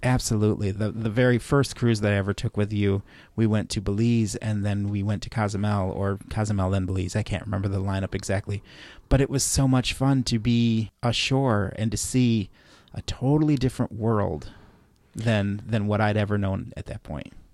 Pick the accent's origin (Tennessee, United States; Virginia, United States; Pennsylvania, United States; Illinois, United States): Illinois, United States; Chicago; Growing up in Chicago